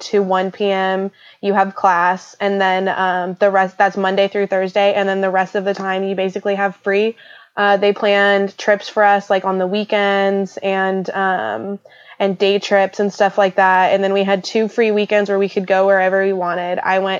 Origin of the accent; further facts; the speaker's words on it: Bakersfield, California, United States; I'm from Bakersfield, California.